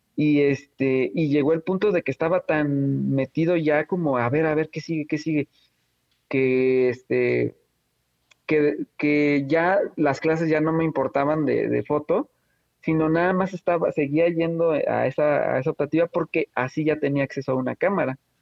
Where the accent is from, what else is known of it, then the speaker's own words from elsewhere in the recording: Oaxaca, Mexico; Yo soy de Oaxaca, eh, de la ciudad de Oaxaca